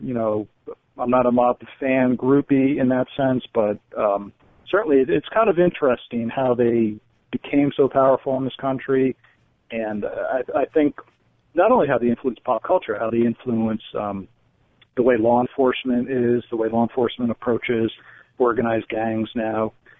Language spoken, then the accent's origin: English; New York, United States; I grew up outside New York City, so it was always on the news.